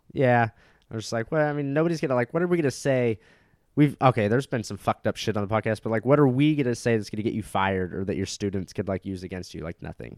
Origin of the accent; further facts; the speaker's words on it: Orange County, California, United States; I grew up in Orange County, California.